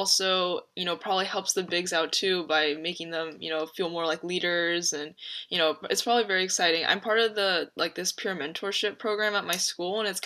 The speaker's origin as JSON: {"language": "English", "town": "Fresno", "region": "California", "country": "United States", "tie": "born or raised there", "said": "I grew up in Fresno, and I currently go to university on the Fresno State campus."}